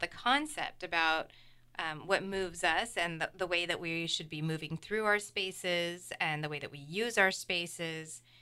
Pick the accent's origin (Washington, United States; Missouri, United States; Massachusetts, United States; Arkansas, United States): Washington, United States; Seattle; now in Vashon Island, United States; I was born and raised in Seattle and was living in West Seattle